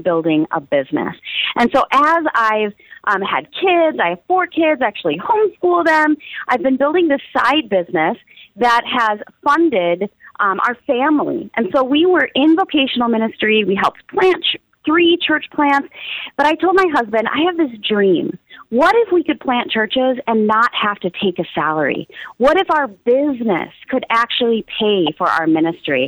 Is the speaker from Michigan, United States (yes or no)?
no; Minneapolis, Minnesota, United States; also born or lived in Iowa; I was born in Iowa, but I have been raised in Minneapolis, Minnesota